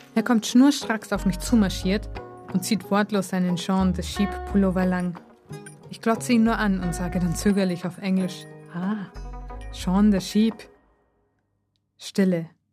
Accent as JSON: {"language": "German", "country": "Germany", "moved": "yes", "lives_now": "Japan", "said": "Aus Deutschland"}